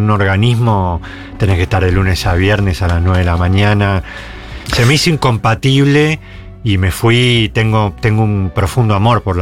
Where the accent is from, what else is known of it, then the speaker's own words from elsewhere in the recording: Buenos Aires, Argentina; born there; Soy porteño